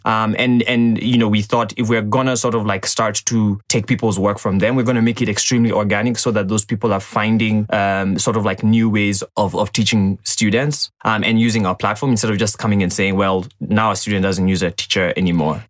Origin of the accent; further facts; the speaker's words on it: Ongata Rongai, Kajiado County, Kenya; So I grew up in uh, Rongai. uh, that's in Kajiado County